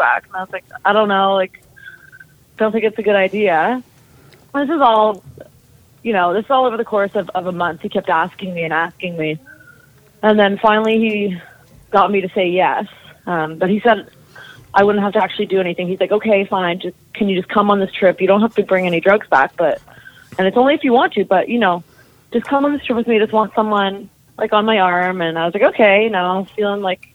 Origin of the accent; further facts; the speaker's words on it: near Toronto, Ontario, Canada; I grew up near Toronto, Ontario